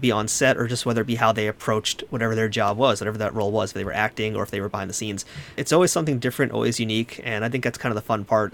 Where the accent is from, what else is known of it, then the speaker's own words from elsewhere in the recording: New York, United States; I'm from New York